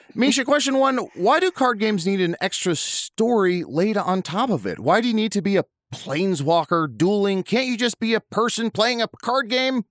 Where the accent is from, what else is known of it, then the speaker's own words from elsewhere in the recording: Chicago, Illinois, United States; moved away; I grew up around Chicago for some of my life